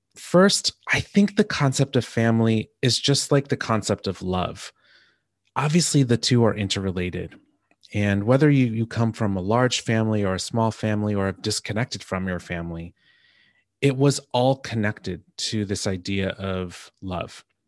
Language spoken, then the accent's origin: English; New Jersey, United States; now in Seattle, United States; growing up in New Jersey